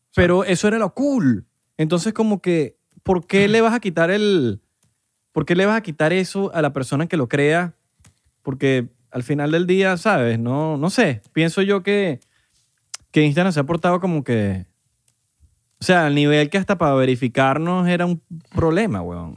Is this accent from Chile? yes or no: no; Venezuela; a nosotros, bueno, va en Venezuela